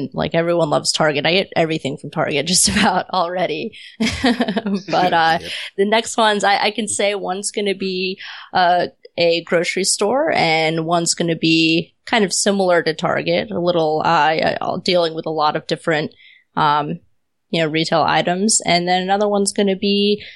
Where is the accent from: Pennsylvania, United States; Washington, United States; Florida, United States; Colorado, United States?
Florida, United States; Pensacola; moved away as an adult; now in San Diego, United States; I was still in my hometown at the time. I had been there forever